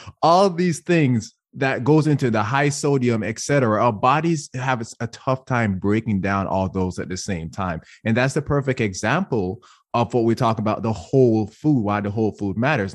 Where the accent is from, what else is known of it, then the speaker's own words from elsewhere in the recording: Jamaica; first language English; moved away as an adult; I was born and raised in Jamaica.